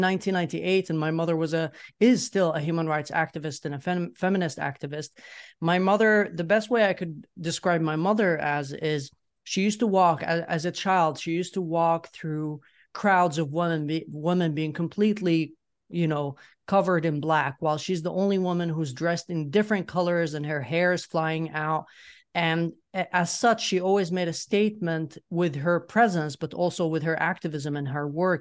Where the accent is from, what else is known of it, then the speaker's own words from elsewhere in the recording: Yemen; moved away as an adult; now in Sweden; I grew up in Yemen. I left Yemen in 2014 um 20 i was 20 years uh, i was 20 years old back then and then i moved to sweden